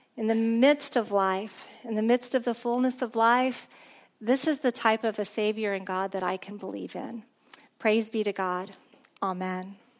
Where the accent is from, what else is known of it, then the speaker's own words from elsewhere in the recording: a small town near Corpus Christi, South Texas, United States; I grew up in a really small town near Corpus Christi